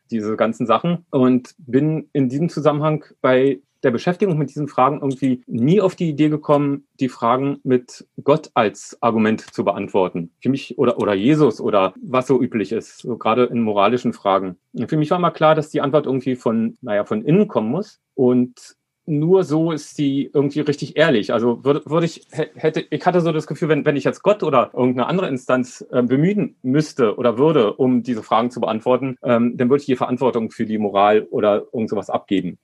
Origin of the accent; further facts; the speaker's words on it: Berlin, Germany; Ich bin ähm, 1970 in Berlin geboren